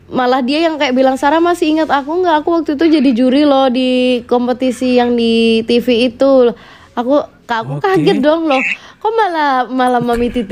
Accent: Surabaya, East Java, Indonesia; aku juga asalnya dari Surabaya aku bisa bahasa Jawa

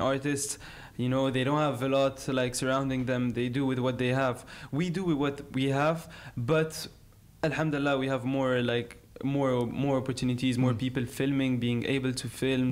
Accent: Algiers, Algiers Province, Algeria; I grew up in Algiers

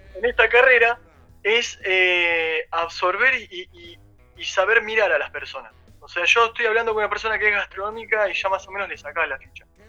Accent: Bahía Blanca, Buenos Aires Province, Argentina; moved away as an adult; now in Buenos Aires, Argentina; yo vengo de Bahía Blanca, estudié gastronomía ahí cuando me vine a Buenos Aires

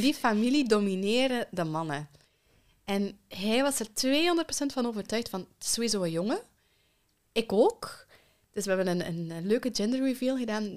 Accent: Belgium; also born or lived in Kenya; En dan zijn we met z'n allen naar België verhuisd.

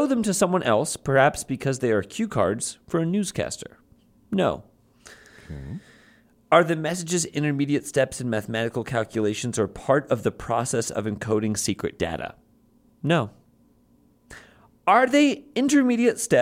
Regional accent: Chicago, Illinois, United States; I'm from Chicago.

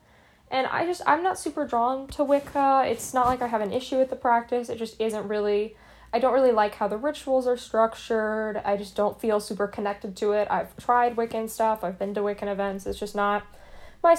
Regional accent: Appalachia, United States; now in New York, United States; before I moved up to New York, I grew up in the Appalachian region of the US, which is pretty rural

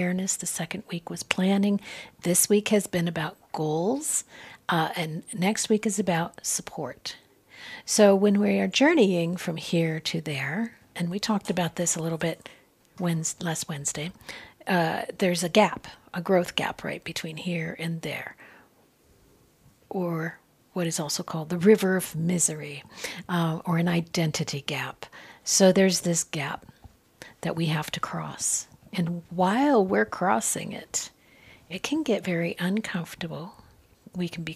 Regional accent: Southwest, United States; I grew up in the Southwest

